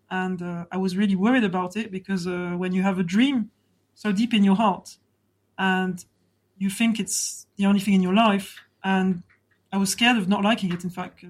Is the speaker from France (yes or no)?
yes; France; accent: French; English is a second language; also born or lived in Rugby, England; I was born in rugby and I came to France when I was 3 years old. So I was brought up in France during 37 years until now.